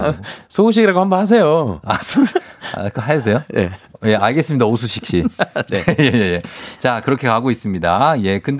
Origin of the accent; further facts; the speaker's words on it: Jeju, South Korea; 제주도 출신입니다. 제주도입니다.